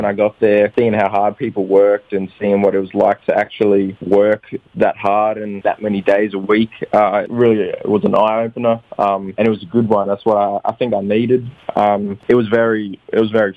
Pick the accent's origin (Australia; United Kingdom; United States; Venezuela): Australia; Alice Springs, Northern Territory; moved away; also born or lived in Darwin / Adelaide; Alice Springs was pretty small. It wasn't the best place to grow up